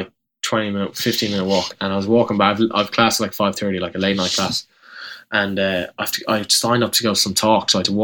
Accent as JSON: {"language": "English", "country": "Ireland", "moved": "as an adult", "lives_now": "Memphis, United States", "said": "coming from Ireland, like, you're not, I'm not American"}